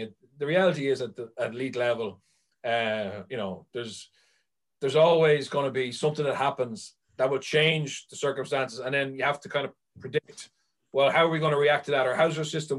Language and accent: English; Ireland; as Irish people